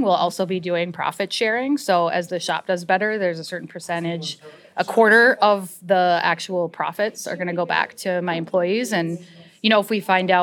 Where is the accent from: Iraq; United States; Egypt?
United States; Cass Lake, Minnesota; moved away; also born or lived in Roseville, Minnesota; I grew up in Cass Lake on the res